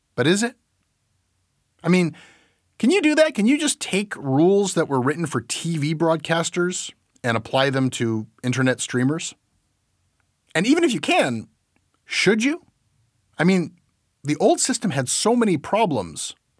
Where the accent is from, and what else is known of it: Canada